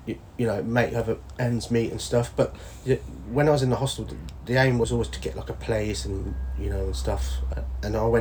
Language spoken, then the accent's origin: English; Rushton, East Midlands, United Kingdom; A little place called Rushton, Northampton